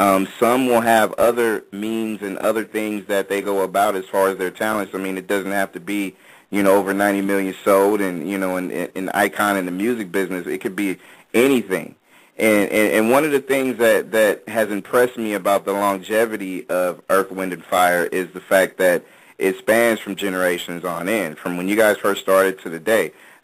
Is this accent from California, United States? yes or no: yes; California, United States